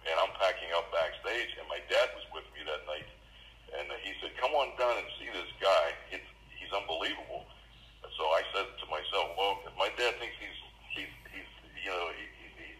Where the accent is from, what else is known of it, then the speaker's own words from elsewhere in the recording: Pittsburgh, Pennsylvania, United States; I'm here from Pittsburgh, Pennsylvania. You know, I've actually been here my whole life